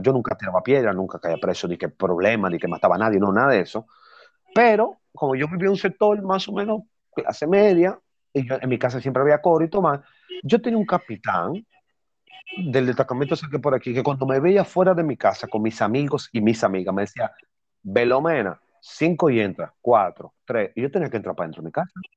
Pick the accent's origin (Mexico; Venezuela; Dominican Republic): Dominican Republic; yo soy dominicana